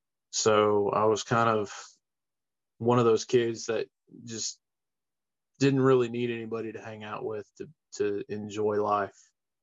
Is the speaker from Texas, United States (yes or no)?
yes; Webster, Texas, United States; Yeah, I was born down there in Webster, and it's just been a part of me. Texas is who I am.